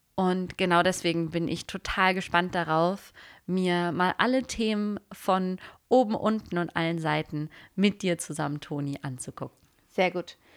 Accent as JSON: {"language": "German", "town": "Freiburg", "region": "Baden-Württemberg", "country": "Germany", "tie": "born or raised there", "also_born_or_lived": "Hamburg", "moved": "yes", "lives_now": "Berlin, Germany", "said": "ich komme aus Süddeutschland, ich bin im schönen Freiburg aufgewachsen"}